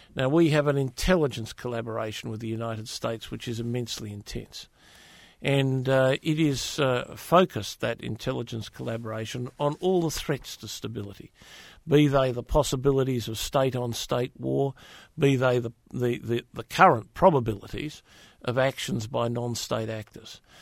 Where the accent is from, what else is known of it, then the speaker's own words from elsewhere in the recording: Western Australia, Australia; my home state of Western Australia